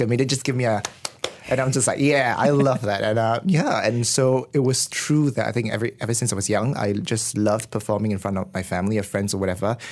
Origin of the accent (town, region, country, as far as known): Malaysia